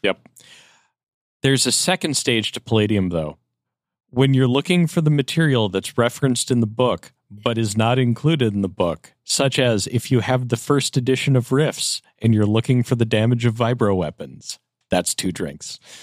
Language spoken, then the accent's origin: English; Upper Midwest, United States; I'm from the Upper Midwest